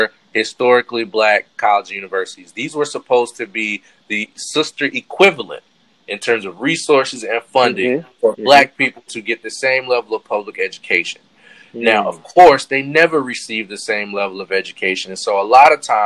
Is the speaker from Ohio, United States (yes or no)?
no; North Carolina, United States; I'm from North Carolina